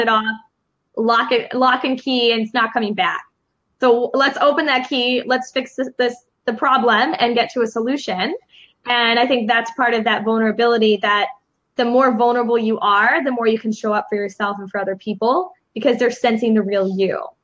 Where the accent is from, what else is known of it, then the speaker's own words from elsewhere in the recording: Chicago, Illinois, United States; now in Los Angeles, United States; I'm from Chicago.